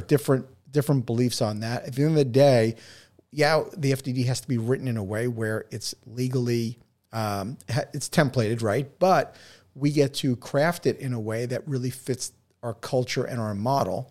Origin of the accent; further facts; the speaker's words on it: New York City, New York, United States; I'm from New York